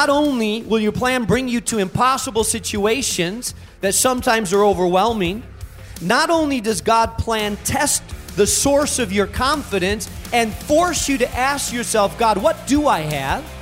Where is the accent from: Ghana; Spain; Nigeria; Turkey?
Spain; moved away; I was raised in Spain